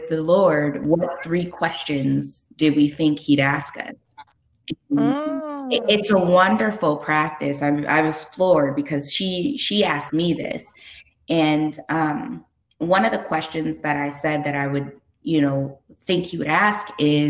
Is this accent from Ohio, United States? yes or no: no; California, United States; I'm from California